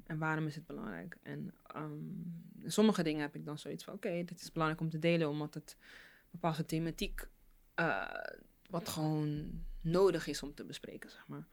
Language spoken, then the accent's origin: Dutch; Rotterdam, South Holland, Netherlands; first language Dutch; ik ben hier geboren, mm, eh, in Nederland, Rotterdam